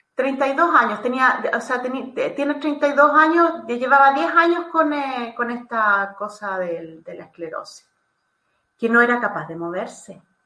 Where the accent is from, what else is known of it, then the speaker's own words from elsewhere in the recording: Chile; moved away as an adult; now in Italy; soy chilena